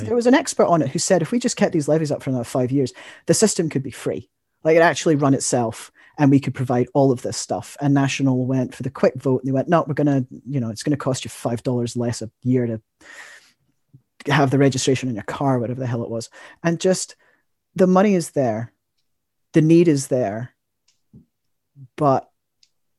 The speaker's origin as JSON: {"language": "English", "region": "Scotland", "country": "United Kingdom", "moved": "yes", "lives_now": "New Zealand", "said": "I am Scottish"}